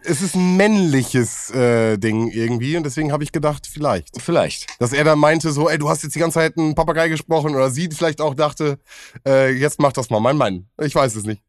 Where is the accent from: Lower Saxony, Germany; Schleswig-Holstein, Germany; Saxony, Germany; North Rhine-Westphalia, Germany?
North Rhine-Westphalia, Germany; Bielefeld; bei uns in Sennestadt